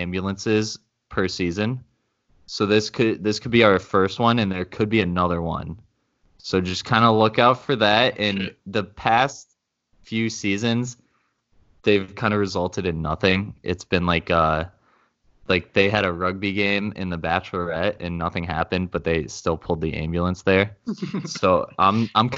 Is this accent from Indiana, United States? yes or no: no; Lake Zurich, Illinois, United States; Lake Zurich, which is where I grew up